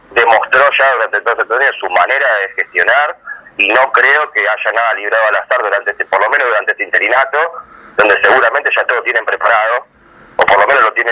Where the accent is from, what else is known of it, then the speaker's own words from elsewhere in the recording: Avellaneda, Buenos Aires Province, Argentina; yo además soy vecino de Avellaneda, nací en Avellaneda, crecí en Avellaneda, acá me, estoy, me radicar, estoy haciendo mi casa, estudié acá, eh, jugué al fútbol acá